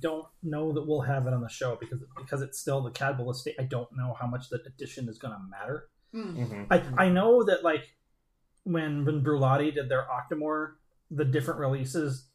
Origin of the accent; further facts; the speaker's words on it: United States; We as Americans